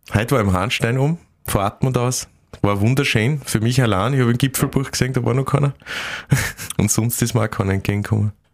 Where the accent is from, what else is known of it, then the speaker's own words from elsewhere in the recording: Admont, Styria, Austria; moved away as an adult; also born or lived in Graz; now in Vienna, Austria; ich bin dort geboren, ich lebe dort sehr, also ich habe dort gelebt, bis ich 18 war